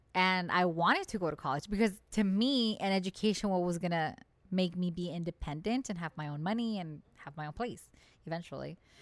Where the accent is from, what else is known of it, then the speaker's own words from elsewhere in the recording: United States; we, as the American people